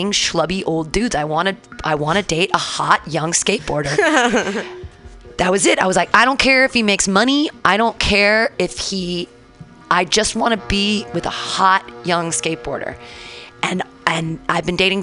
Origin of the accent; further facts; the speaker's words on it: United States; as an American white woman